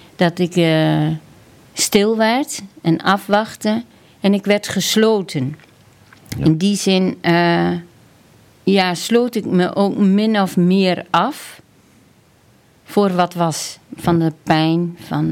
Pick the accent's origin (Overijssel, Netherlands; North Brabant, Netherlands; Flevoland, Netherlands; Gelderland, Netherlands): Overijssel, Netherlands; near Kampen; Ik ben opgegroeid op de Veluwe op, eh, onder de rook van Kampen eigenlijk. Dat is eigenlijk uh, Overijssel, maar eh, de Zanden.